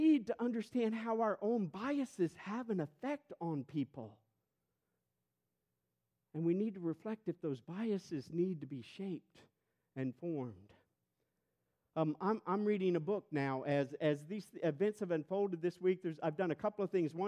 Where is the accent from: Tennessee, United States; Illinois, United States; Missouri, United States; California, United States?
Missouri, United States; St. Louis; moved away as an adult; I'm white and I'm from St. Louis